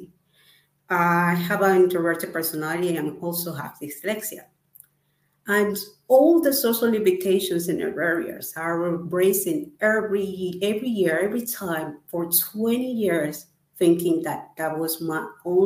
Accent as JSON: {"language": "English", "country": "Ecuador", "moved": "as an adult", "lives_now": "United Kingdom", "said": "I'm from Ecuador and I live currently in UK."}